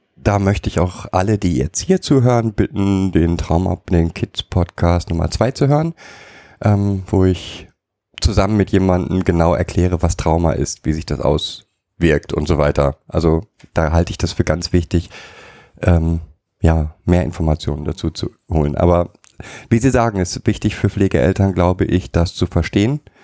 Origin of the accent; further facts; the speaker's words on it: Germany; als Deutscher